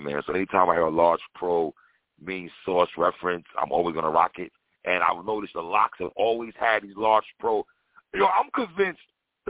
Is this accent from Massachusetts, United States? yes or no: no; New York City, New York, United States; now in Florida, United States; I'm being from New York City